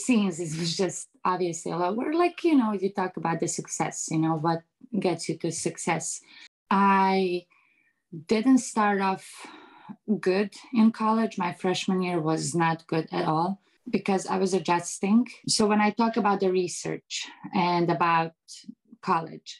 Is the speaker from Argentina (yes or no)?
no; Bosnia & Herzegovina; English is a second language; now in United States; I grew up in Eastern Europe where it's more like, you know, strict